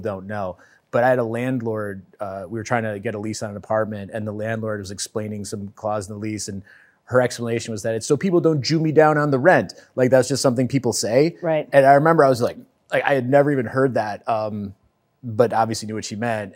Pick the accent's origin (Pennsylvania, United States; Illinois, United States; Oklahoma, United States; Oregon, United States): Illinois, United States; Lake Forest; I grew up in Lake Forest